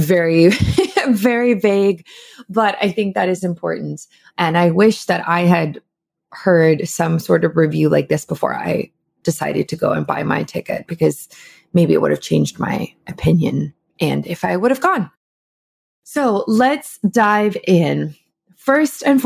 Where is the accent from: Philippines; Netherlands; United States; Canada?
Canada; as a Canadian